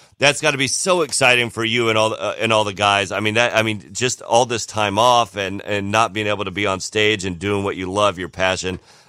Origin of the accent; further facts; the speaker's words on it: Florida, United States; I'm from Florida.